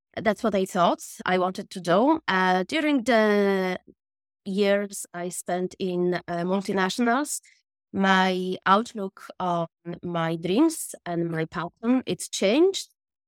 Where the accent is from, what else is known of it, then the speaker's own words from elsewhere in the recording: Poland; moved away as an adult; also born or lived in Dublin, Ireland; now in Cork, Ireland; I am from Poland originally, and after I graduated from my university, me and my friends, we just had the spontaneous decision just to, you know, to Ireland